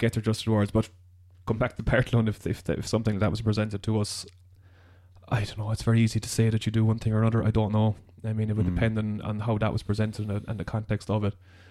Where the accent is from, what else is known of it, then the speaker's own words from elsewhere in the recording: Ireland; being Irish